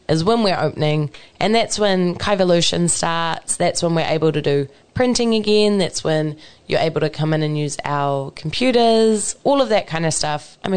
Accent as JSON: {"language": "English", "town": "Maeroa", "region": "Waikato", "country": "New Zealand", "tie": "born or raised there", "said": "I grew up in Maeroa, so very, very close to Norton"}